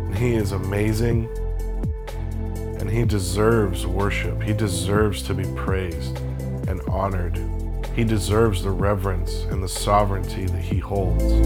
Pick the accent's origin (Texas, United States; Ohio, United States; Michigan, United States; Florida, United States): Florida, United States; I grew up in Florida